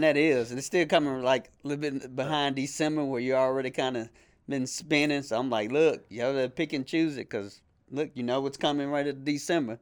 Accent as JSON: {"language": "English", "town": "Shreveport", "region": "Louisiana", "country": "United States", "moved": "as an adult", "lives_now": "Bossier City, United States", "said": "I'm originally from Shreveport, Louisiana. Uh, I now live in Bossier City"}